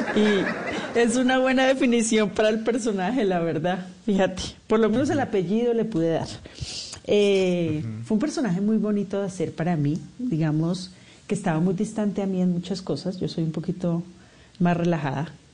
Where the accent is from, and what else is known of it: Colombia; accent: Colombian; also born or lived in Mexico